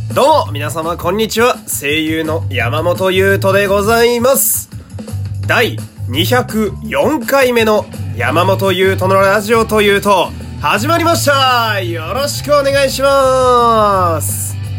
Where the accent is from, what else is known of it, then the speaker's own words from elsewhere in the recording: Fukui, Japan; 私の地元である福井県